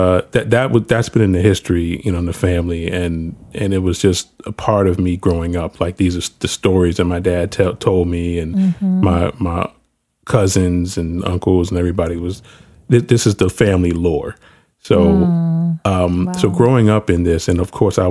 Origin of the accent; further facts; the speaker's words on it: New York City, New York, United States; I grew up actually in New York. I was in the Bronx when all of this stuff was happening during the 80s.